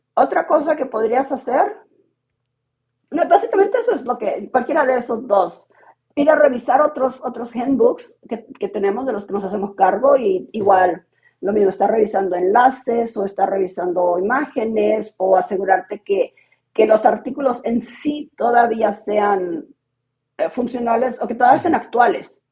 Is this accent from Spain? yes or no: no; Mexico; moved away as an adult; also born or lived in The Hague, Netherlands; now in Bratislava, Slovakia; yo soy mexicana de origen, pero vivo en Bratislava, en Eslovaquia